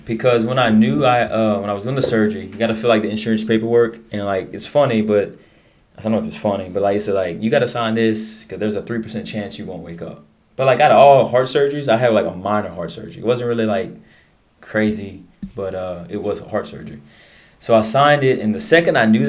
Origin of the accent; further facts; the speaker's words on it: Abbeville, Louisiana, United States; Born and raised in Abbeville, Louisiana